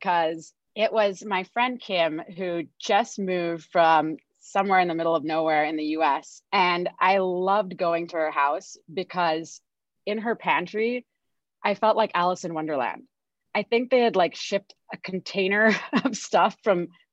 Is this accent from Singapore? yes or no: yes; Singapore; moved away; I grew up in Singapore